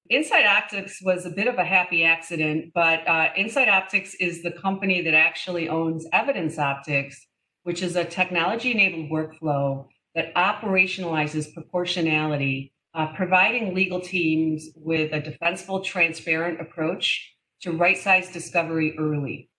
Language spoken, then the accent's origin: English; Detroit, Michigan, United States; moved away; I am from Detroit originally